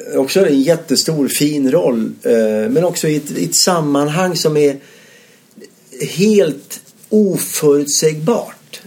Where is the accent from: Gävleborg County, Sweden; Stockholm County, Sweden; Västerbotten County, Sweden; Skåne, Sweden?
Skåne, Sweden; Ystad; moved away as an adult; also born or lived in Malmö; jag är född ute på Bondvischan där utanför Ystad i Skåne.